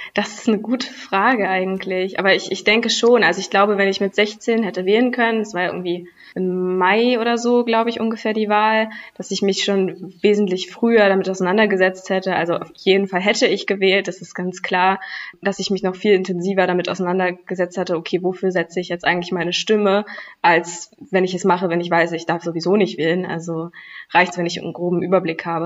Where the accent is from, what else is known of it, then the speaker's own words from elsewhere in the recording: Berlin, Germany; ich komme ja aus Berlin